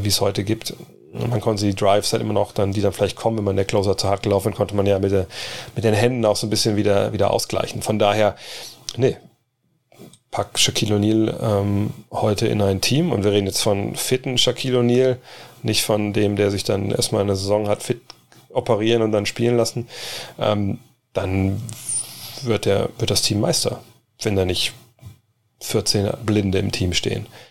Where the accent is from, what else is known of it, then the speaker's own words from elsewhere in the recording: Wolfsburg, Lower Saxony, Germany; also born or lived in United States; hier in Wolfsburg, auch, glaube ich, in dem Jahr oder in den zwei Jahren, bevor ich nach USA bin